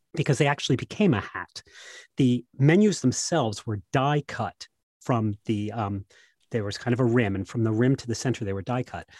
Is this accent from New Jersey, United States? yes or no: yes; New Jersey, United States; I come from New Jersey